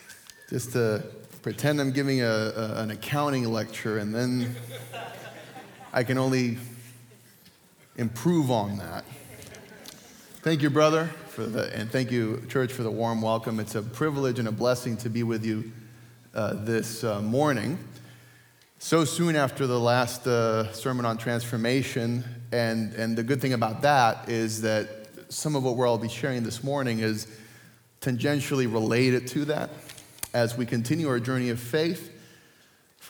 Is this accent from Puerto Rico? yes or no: yes; Puerto Rico; moved away; I grew up in Puerto Rico